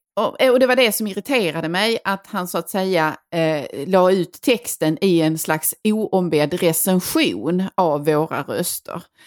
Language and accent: Swedish; Skåne, Sweden; vi själva som skåningar